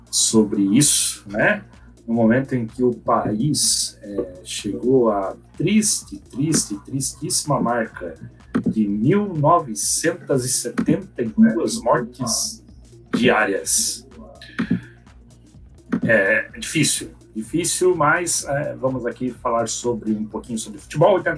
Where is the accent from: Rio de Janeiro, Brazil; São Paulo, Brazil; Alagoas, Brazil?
São Paulo, Brazil; born there; Eu sou de coração porque nasci em São Paulo, mas de pai e mãe joinvilense